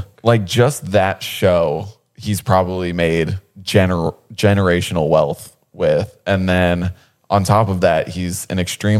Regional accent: Ohio, United States; now in Los Angeles, United States; growing up in Ohio, I wanted to be like a skateboarder so bad.

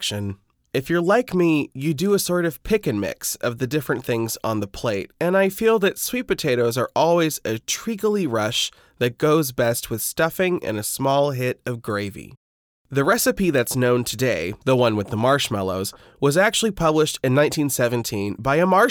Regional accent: Midwest, United States; I'm from the Midwest

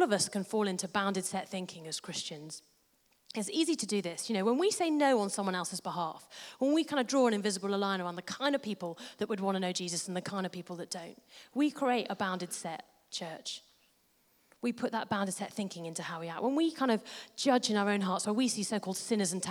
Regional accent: United Kingdom; We're British.

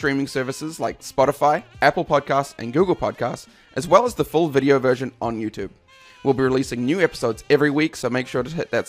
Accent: New Zealand; now in Simcoe County, Canada; I'm also a Kiwi dad

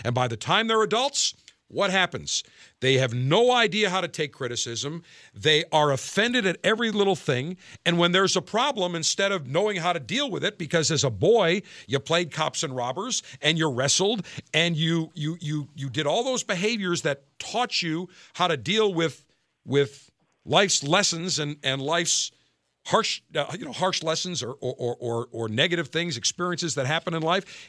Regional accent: Buffalo, New York, United States; my hometown, Buffalo, New York

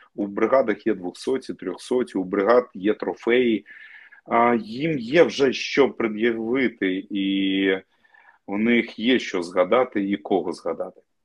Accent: Crimea, Ukraine; moved away; я кримчанин. І мені було важливо жити на півострові поруч з батьками

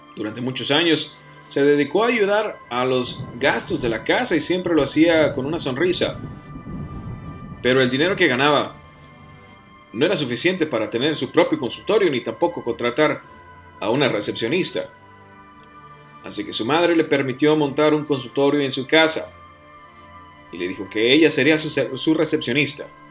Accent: Piedras Negras, Coahuila, Mexico; moved away; mi ciudad natal

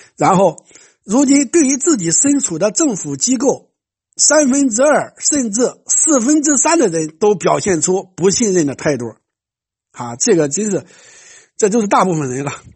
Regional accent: China; 像我们中国人

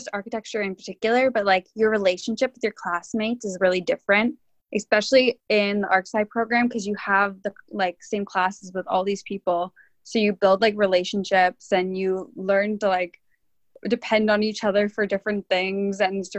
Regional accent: Port Perry, Ontario, Canada; from Port Perry, Ontario.

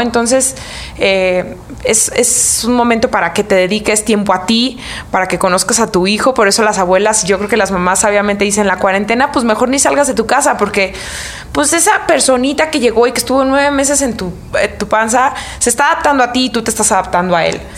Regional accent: Michoacán, Mexico; como soy de Michoacán

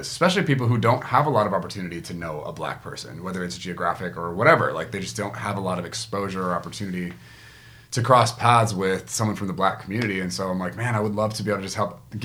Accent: Guam; moved away; I grew up in Guam

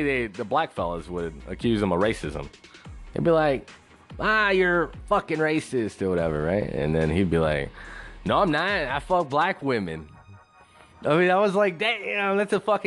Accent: West Texas, United States; now in San Antonio, United States; I grew up in West Texas

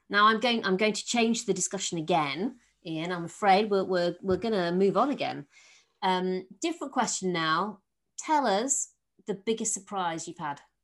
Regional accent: Yorkshire and the Humber, United Kingdom; I'm from Yorkshire

